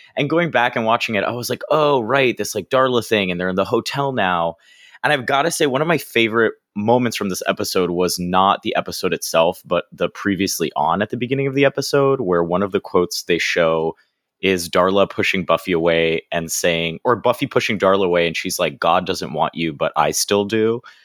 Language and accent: English; Florida, United States; now in New York, United States; from Florida where I grew up